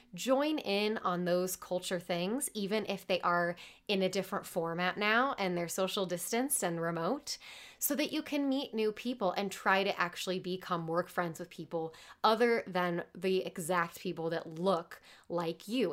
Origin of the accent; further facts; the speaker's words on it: Midwest, United States; I'm from the Midwest